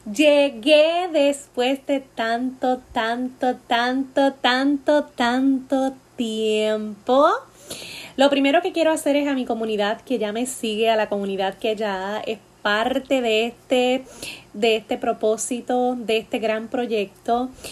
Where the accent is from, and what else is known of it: Puerto Rico